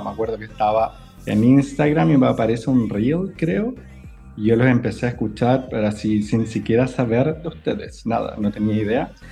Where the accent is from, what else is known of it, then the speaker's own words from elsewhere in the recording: Chile; now in Dubai, United Arab Emirates; No, yo soy chileno, pero me fui hace harto tiempo.